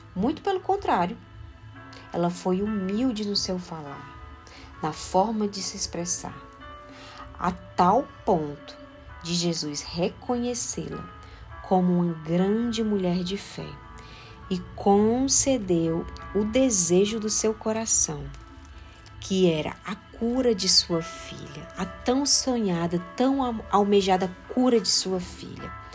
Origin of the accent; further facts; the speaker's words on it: Fortaleza, Ceará, Brazil; Eu sou de Fortaleza, no Ceará